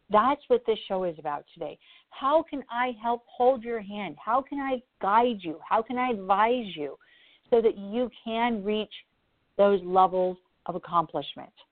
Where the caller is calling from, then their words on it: New York, United States; From New York.